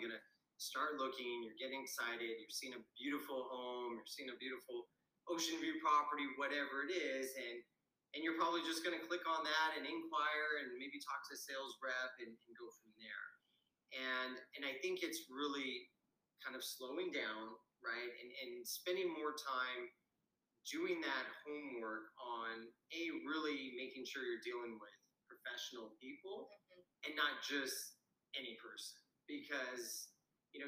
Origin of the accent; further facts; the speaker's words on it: Washington, United States; moved away as an adult; now in Costa Rica; I'm originally from Washington State